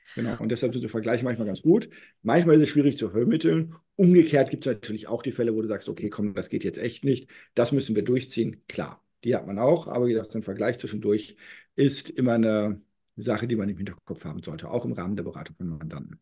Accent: North Rhine-Westphalia, Germany; now in Berlin, Germany; ich bin gebürtiger Westfale

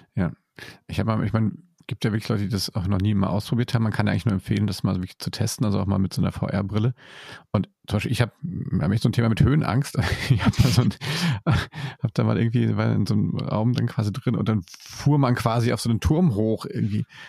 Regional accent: Germany; hier bei uns in Deutschland

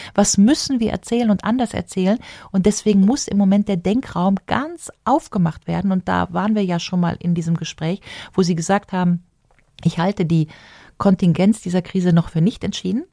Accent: Rhineland, Germany; als Rheinländerin sagen, meine Kirmes da im Rheinland

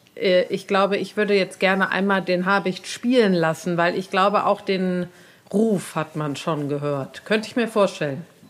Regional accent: Cologne, North Rhine-Westphalia, Germany; in Braunsfeld, da wo ich herkomme

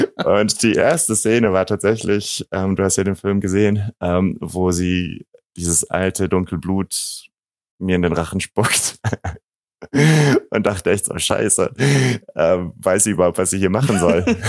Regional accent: Germany; ich bin eben in Deutschland aufgewachsen, aber habe jeden Sommer eben in diesem kleinen serbischen Dorf äh, meine, meine Sommerferien verbracht

